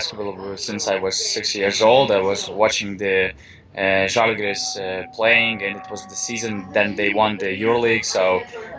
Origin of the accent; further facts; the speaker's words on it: Panevėžys, Panevėžys County, Lithuania; moved away as an adult; now in Vilnius, Lithuania; Originally, I was born in Panevėžys, but now I'm living in Vilnius